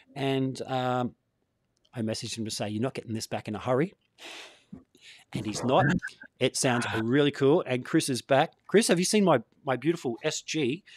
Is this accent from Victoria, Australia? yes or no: no; Gold Coast, Queensland, Australia; I'm from the Gold Coast. Um, yeah. surf life saving was a, a big part of growing up here